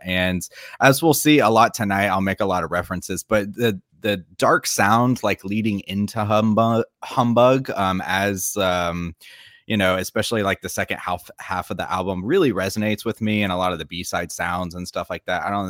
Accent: Florida, United States; moved away as an adult; now in South Korea; I am from Florida

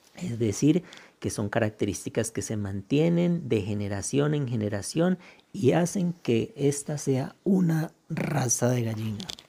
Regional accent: Tolima, Colombia; soy un campesino del Tolima que desde hace unos 24 años

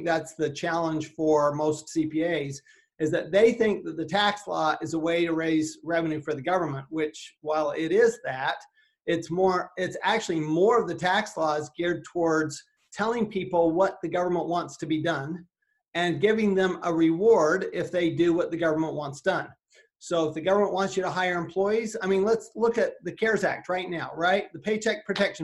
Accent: Salt Lake City, Utah, United States; moved away as an adult; also born or lived in Texas / Arizona; I grew up in Salt Lake City, Utah

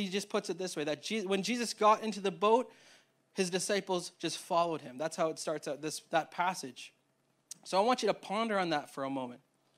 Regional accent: Winnipeg, Manitoba, Canada; so me and Tay, we grew up in Winnipeg, Manitoba, and the paths that we got to get to Toronto were vastly different.

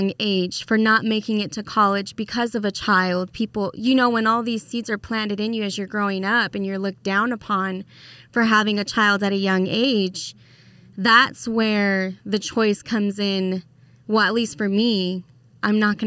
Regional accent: Las Vegas, Nevada, United States; now in Idaho, United States; I am from Las Vegas originally, and I got brought out here to Idaho

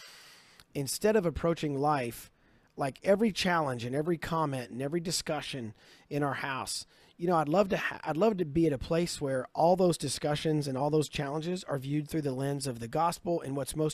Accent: Kentucky, United States; I'm from Kentucky

